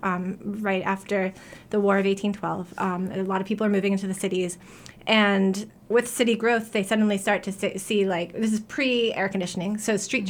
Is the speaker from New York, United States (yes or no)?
yes; New York, United States; also born or lived in New Haven, Connecticut; now in Portland, United States; I'm from New York originally